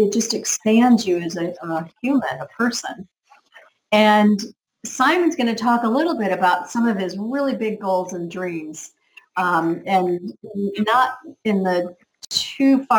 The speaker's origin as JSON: {"language": "English", "country": "United States", "moved": "yes", "lives_now": "Canary Islands, Spain", "said": "I'm from America"}